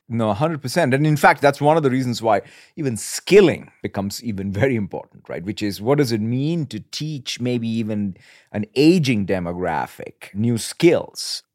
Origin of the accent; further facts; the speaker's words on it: India; moved away; growing up in India and, as you said, as a son of a civil servant